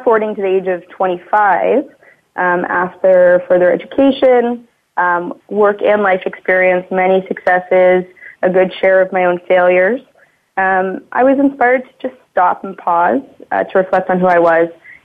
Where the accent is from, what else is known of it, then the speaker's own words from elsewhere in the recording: Burlington, Ontario, Canada; I was born and raised in Burlington, Ontario, so just outside of Toronto here